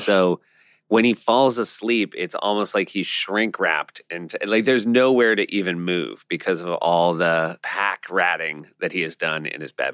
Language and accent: English; New Hampshire, United States; we're from New Hampshire